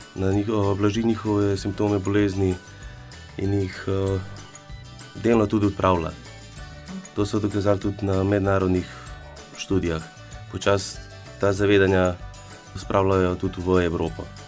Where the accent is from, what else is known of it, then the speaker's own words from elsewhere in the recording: Mengeš, Slovenia; now in Kranj, Slovenia; prihajam iz Venkša